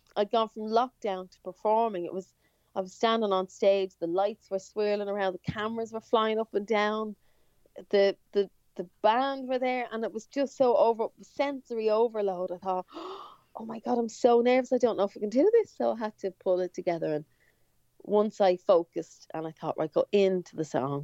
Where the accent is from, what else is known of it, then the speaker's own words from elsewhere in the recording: Ireland; first language English; we're Irish, but I actually I don't speak Irish